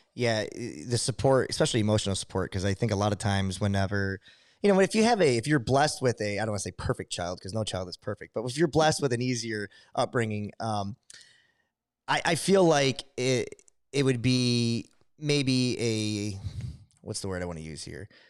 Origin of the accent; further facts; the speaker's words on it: Adrian, Michigan, United States; I'm from Adrian